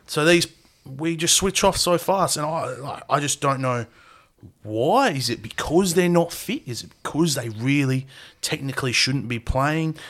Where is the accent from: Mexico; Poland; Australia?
Australia; We're Australian.